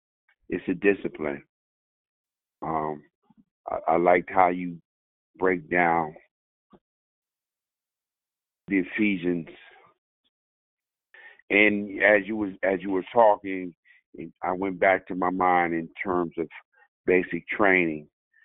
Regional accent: United States; Just like to preface my comments by saying I am an American fighting man. I am a veteran. I'm a combat veteran.

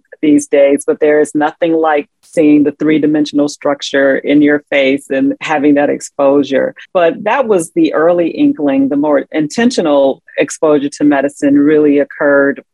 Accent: Chicago Southland, Illinois, United States; also born or lived in Atlanta; Well, I grew up in the Chicago Southland. It's been my home my entire life, except when I went to Atlanta to go to undergrad at Emory University. But I came right back home

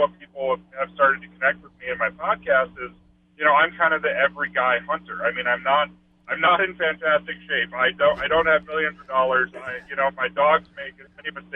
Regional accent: North Dakota, United States; I'm from North Dakota

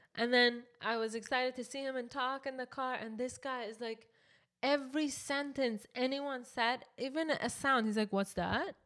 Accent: Canada; we're from Canada

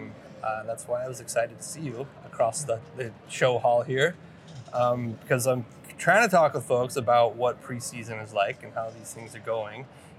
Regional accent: Idaho, United States; now in Bend, United States; I'm from Idaho and I live in Bend.

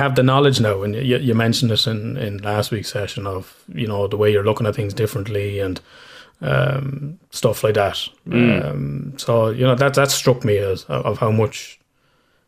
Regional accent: County Kildare, Ireland; accent: Irish accent, Kildare accent; my fucking accent is my Irish accent, Kildare accent

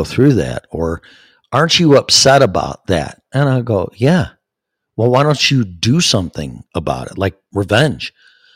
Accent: Chicago, Illinois, United States; I'm from Chicago.

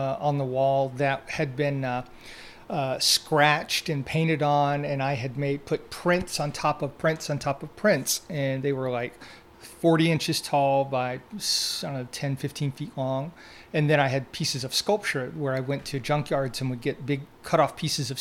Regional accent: Deep South, United States; growing up in the Deep South with the hot summers

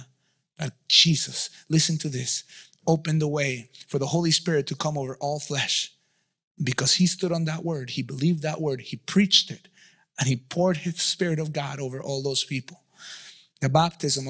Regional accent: Mexico City, Mexico; moved away; I grew up in Mexico City

